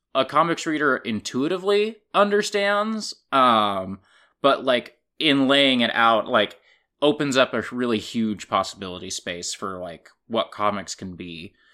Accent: Kansas, United States; moved away; my library and my hometown in Kansas

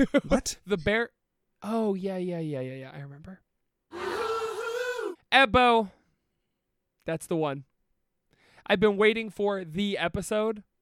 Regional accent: Youngstown, Ohio, United States; We're from Youngstown

